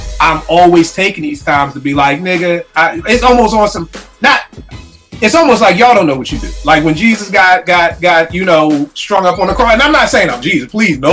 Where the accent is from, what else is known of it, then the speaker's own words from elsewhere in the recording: Philadelphia, Pennsylvania, United States; when we growing up in Philly, I'm sure it's like this in every place. In Philly, your old head's job was to school you